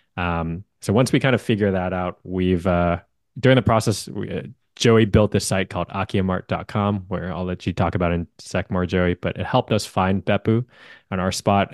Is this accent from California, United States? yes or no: yes; Bay Area, California, United States; also born or lived in Hawaii; I'm born and raised in the Bay Area.